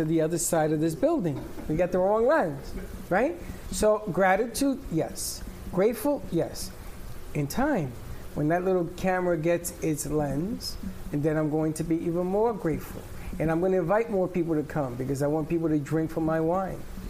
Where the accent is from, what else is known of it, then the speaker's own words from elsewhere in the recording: New York City, New York, United States; I grew up with him on DeKalb Avenue